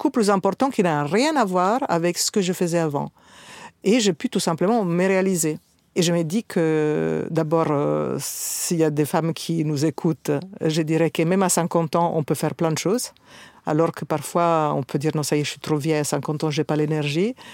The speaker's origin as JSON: {"language": "French", "country": "Italy", "also_born_or_lived": "North Africa", "said": "mais je suis italienne, euh, née en Afrique du Nord, donc avec probablement une culture euh, méditerranéenne plus importante."}